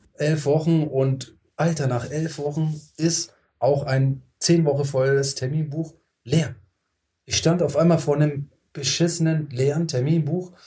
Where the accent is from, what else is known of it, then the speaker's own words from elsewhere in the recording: Tübingen, Baden-Württemberg, Germany; Ich komme aus Tübingen